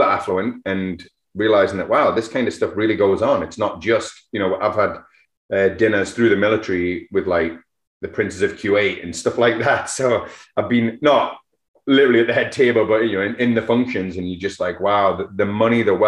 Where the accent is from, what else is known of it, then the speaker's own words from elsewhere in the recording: England, United Kingdom; also born or lived in Alberni Valley; now in Canada; being English